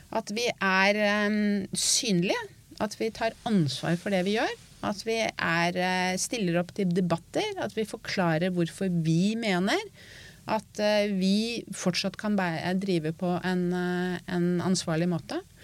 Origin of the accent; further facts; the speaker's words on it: Norway; jeg er norsk